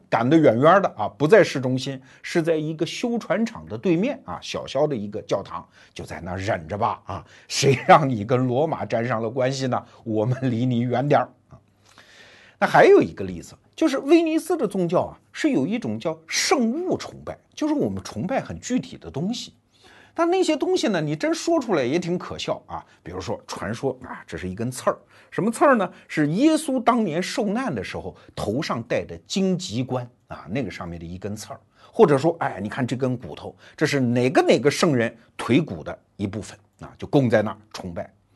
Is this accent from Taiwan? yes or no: no; China; 我们中国人都知道那幅著名的壁画吧